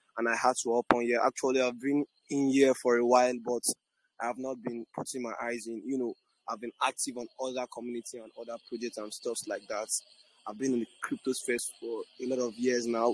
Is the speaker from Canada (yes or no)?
no; Nigeria; I'm from Nigeria, born and brought up in Nigeria